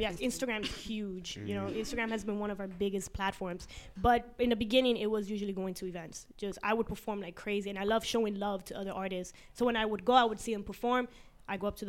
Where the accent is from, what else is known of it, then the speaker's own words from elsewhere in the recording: New York City, New York, United States; I'm Colombian, but I'm from Queens.